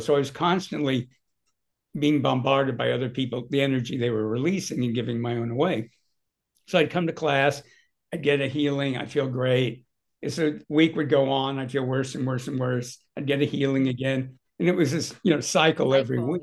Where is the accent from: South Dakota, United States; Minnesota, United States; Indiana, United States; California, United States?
California, United States; Southern; I grew up in Southern California